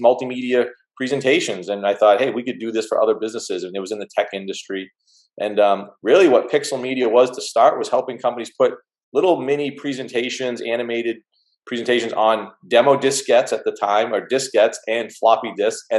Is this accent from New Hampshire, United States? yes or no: yes; seacoast of New Hampshire, United States; I'm from the Northeast, you know, north of Boston, in the seacoast of New Hampshire, where I'm actually sitting now.